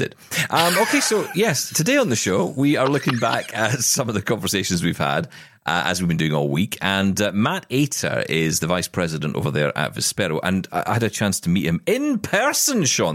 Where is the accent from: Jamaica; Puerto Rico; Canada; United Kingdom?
United Kingdom; Scotland; I'm Scottish